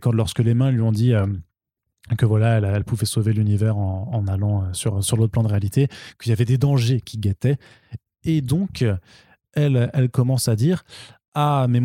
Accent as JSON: {"language": "French", "country": "Italy", "said": "je suis italienne, j'ai le droit. Parce que quelque, quelque part, je viens du Sud aussi."}